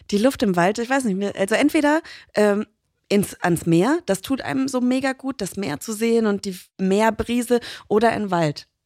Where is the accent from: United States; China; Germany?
United States; ich meine, als Amerikanerin meine ich jetzt nicht